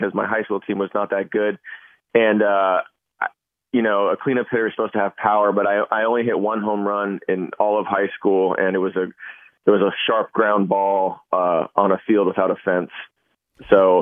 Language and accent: English; San Francisco, California, United States; I grew up in the Bay Area in the late 80s, early 90s.